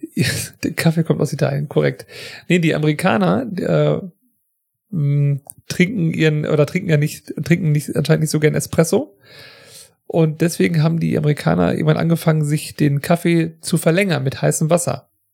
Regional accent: Germany; wir sind ja beide aus Deutschland

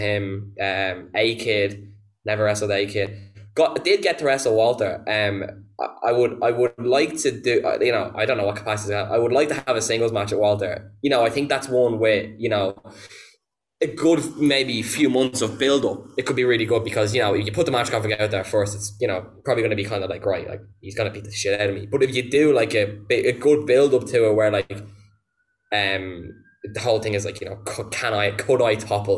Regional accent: Ireland; as an Irish wrestler, and especially having come from the school that Balor set up

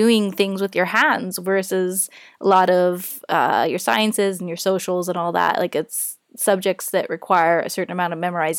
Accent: Fort McMurray, Alberta, Canada; born and raised in Fort McMurray

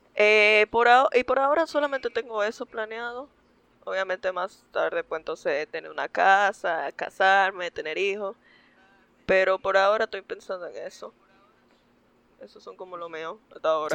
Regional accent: Santo Domingo, Distrito Nacional, Dominican Republic; Yo nací en Santo Domingo, República Dominicana.

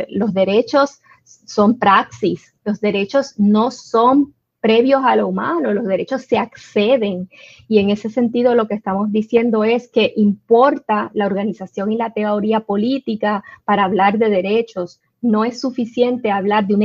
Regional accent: Puerto Rico; yo estoy allá, pero me identifico como puertorriqueña en la medida en que soy discriminada por serlo y soy más puertorriqueña allá que incluso acá

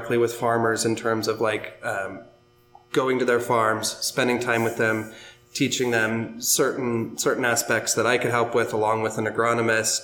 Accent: Pacific Northwest, United States; moved away; I'm originally from the Pacific Northwest

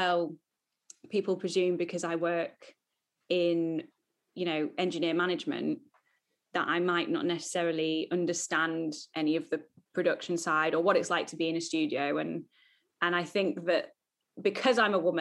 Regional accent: Lancaster, North West England, United Kingdom; moved away as an adult; now in London, United Kingdom; I was born and raised in Lancaster in the north of England

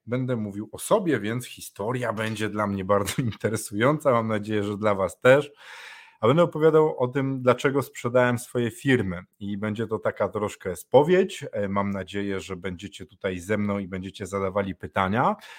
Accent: Poland; u każdego z nas w Polsce

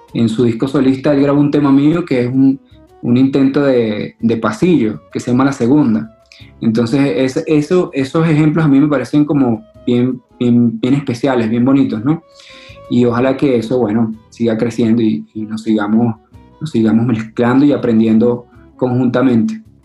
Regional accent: Venezuela; now in Colombia; Mi papá y mi mamá son colombianos. Eh, llegaron en los 70, 80 a Venezuela

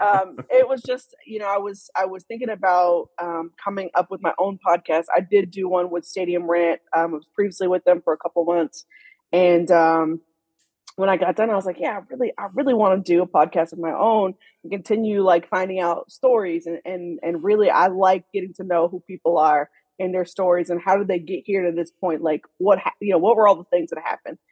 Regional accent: Dallas, Texas, United States; also born or lived in Houston, Texas; I'm actually from Houston, Texas originally and I okay. uh, was born there, grew up in, in Dallas area as well

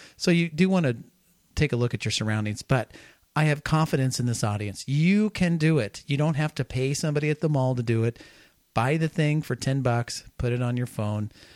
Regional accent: Kansas, United States; I live I grew up in Kansas

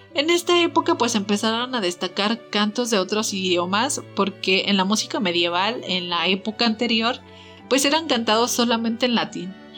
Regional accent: Mexico; como típicos mexicanos

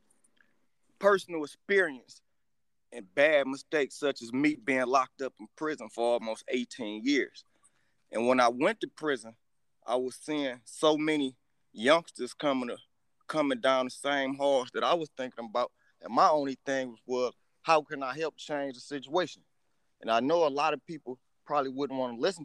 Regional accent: Detroit, Michigan, United States; I'm an author from Detroit who writes stories about Detroit that's also inspired by Detroit. I come from the east side

